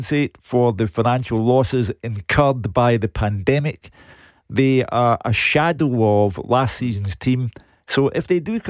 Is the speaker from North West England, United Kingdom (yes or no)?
no; Glasgow, Scotland, United Kingdom; now in Bearsden, United Kingdom; a fellow resident of Drumchapel